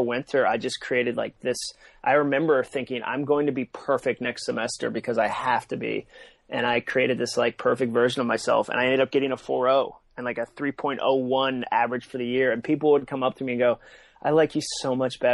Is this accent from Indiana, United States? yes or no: no; Massachusetts, United States; moved away as an adult; also born or lived in North Carolina / Birmingham, Alabama / Atlanta / Nashville; I grew up in Massachusetts